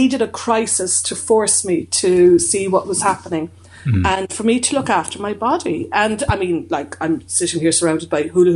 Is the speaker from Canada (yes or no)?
no; Ireland; growing up in Ireland